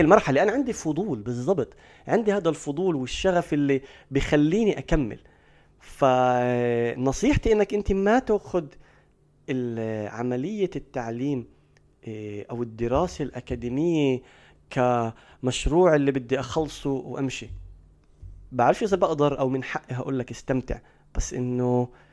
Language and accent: Arabic; Palestine